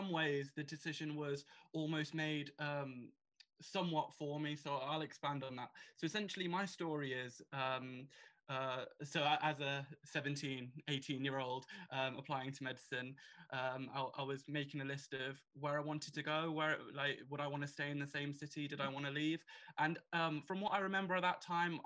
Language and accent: English; Birmingham, West Midlands, United Kingdom; I've been born and bred in Birmingham